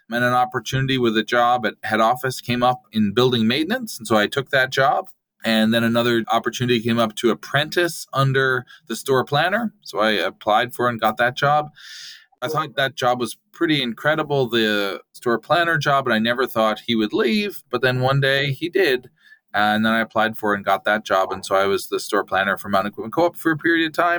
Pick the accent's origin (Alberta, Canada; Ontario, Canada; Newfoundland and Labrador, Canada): Newfoundland and Labrador, Canada; now in Vancouver, Canada; I grew up in Newfoundland, so I'm a transplant, and I've lived in Vancouver for most of the past 20 years